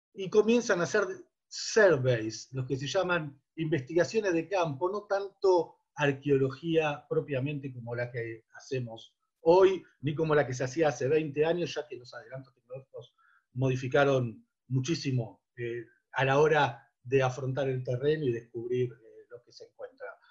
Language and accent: Spanish; Buenos Aires, Argentina; crecí y me crié en Avellaneda y Nazca